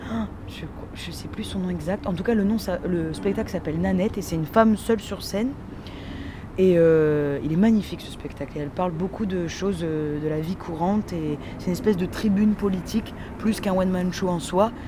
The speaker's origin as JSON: {"language": "French", "town": "Dunkirk", "region": "Hauts-de-France", "country": "France", "said": "je viens de Dunkerque"}